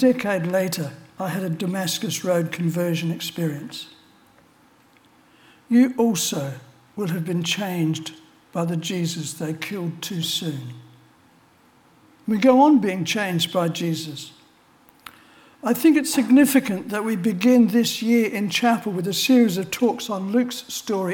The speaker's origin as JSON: {"language": "English", "country": "Australia", "tie": "born or raised there", "said": "I was born in Australia"}